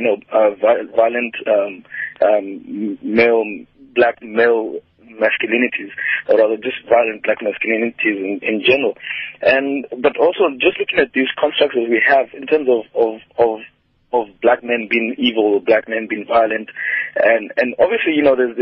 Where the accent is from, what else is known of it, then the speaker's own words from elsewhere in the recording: Kenya; now in Cape Town, South Africa; I'm originally from Kenya